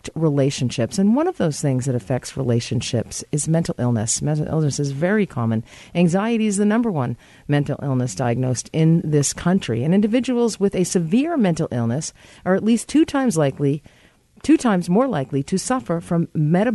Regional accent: Ireland; we're both Irish

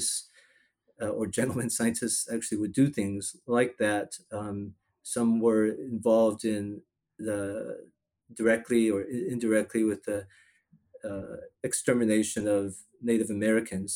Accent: Taiwan; now in Houston, United States; I was born in Taiwan.

